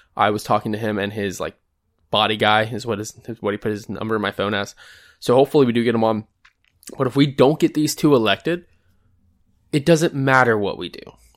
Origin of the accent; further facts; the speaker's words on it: Georgia, United States; my home state of Georgia